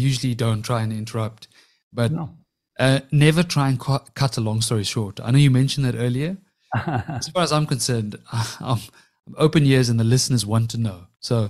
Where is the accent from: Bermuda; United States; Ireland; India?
India; I'm obviously Indian.